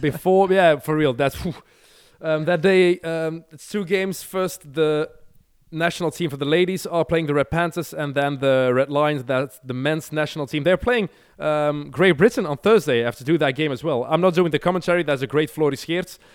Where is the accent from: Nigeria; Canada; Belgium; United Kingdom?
Belgium; we never have ice here